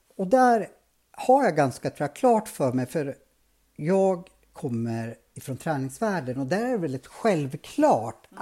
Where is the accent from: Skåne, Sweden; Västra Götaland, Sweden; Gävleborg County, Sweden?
Gävleborg County, Sweden; Norrsund; jag växte inte upp i Bergbö, jag växte upp i Norrsund